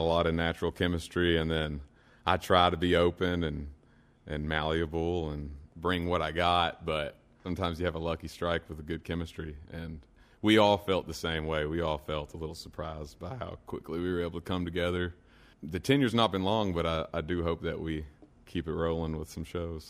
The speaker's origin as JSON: {"language": "English", "town": "Stanford", "region": "Kentucky", "country": "United States", "tie": "born or raised there", "also_born_or_lived": "Nashville, Tennessee", "said": "I grew up in Stanford, probably about 40 minutes west, and I still live in just right outside of Stanford right now."}